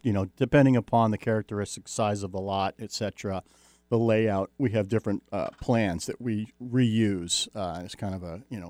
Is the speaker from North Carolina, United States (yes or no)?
no; Jersey Shore, New Jersey, United States; moved away; I grew up on the Jersey Shore, New Jersey.